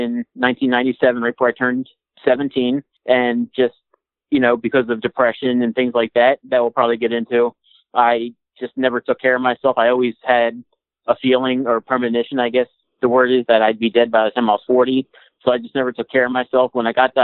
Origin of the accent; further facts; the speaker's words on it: right outside of Philadelphia, Pennsylvania, United States; I grew up in right outside of Philadelphia as a Philly sports fan